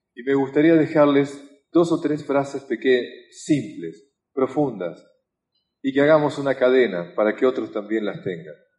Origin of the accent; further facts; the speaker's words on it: Argentina; como argentino